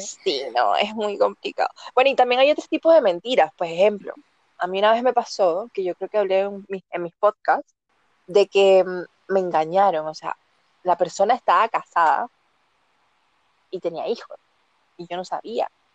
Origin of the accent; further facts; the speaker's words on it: Venezuela; now in Chile; Yo estoy ubicada en Chile, pero soy venezolana